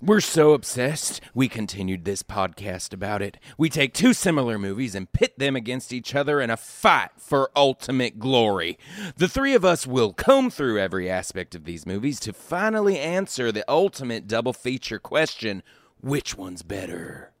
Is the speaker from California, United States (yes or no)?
no; Texas, United States; I am from Texas.